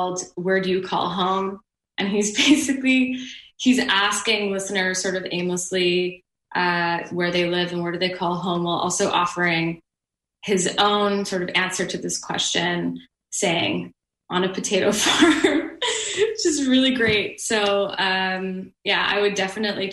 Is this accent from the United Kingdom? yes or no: no; Montreal, Quebec, Canada; I'm from Montreal and I am bilingual